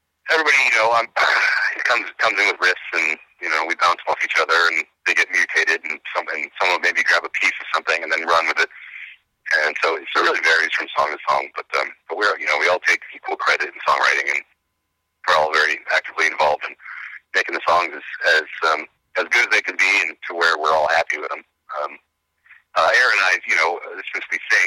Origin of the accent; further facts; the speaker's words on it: Tucson, Arizona, United States; moved away as an adult; I grew up in Tucson, Arizona